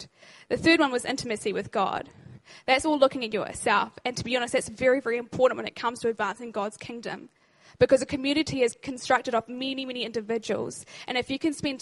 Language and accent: English; New Zealand; now in Christchurch, New Zealand; I'm actually not from Christchurch. I'm actually from up north.